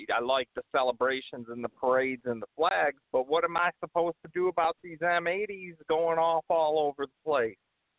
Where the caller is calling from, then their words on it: Michigan, United States; I'm calling from Michigan.